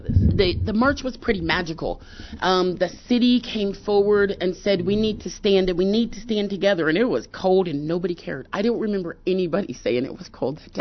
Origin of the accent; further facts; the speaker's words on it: Pittsburgh, Pennsylvania, United States; I grew up in Pittsburgh